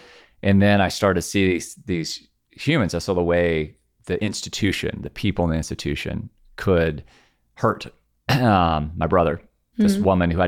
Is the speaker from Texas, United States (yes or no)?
no; Nashville, Tennessee, United States; So I grew up Catholic in the South.